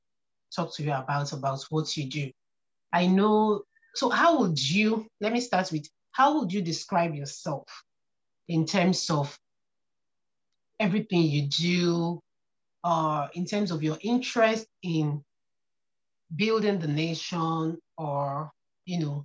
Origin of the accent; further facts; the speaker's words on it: Nigeria; I'm a Nigerian and a very conscious one